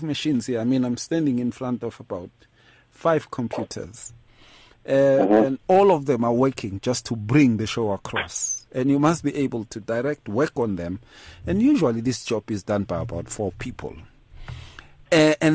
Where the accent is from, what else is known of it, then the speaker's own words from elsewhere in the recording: Atteridgeville, Gauteng, South Africa; I grew up in Atrichville